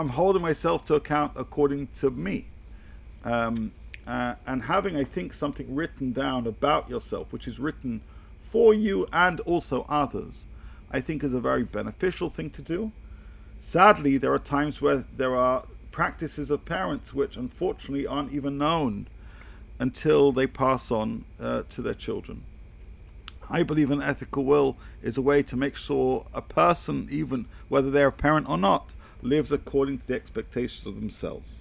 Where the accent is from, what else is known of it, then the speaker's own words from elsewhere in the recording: United Kingdom; I come from the United Kingdom